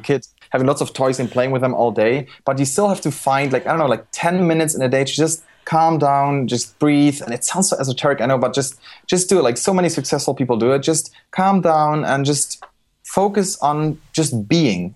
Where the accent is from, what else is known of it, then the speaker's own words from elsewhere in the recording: Germany; I was born in Germany, raised in Germany